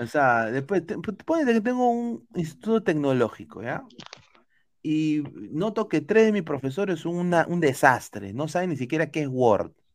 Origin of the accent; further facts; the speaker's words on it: Peru; now in United States; somos peruanos